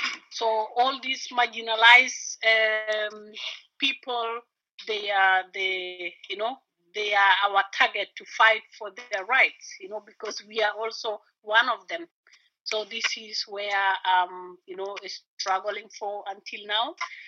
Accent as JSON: {"language": "English", "country": "Sudan", "moved": "yes", "lives_now": "Berlin, Germany", "said": "Okay, I'm … from Berlin, but originally from Sudan. I came here to Germany 2012"}